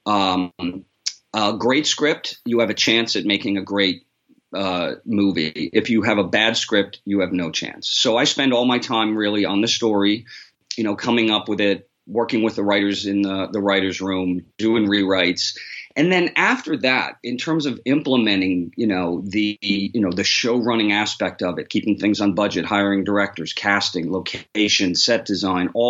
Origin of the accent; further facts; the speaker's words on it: New York City, New York, United States; I'm from New York, too, so that's where I grew up. I grew up in the city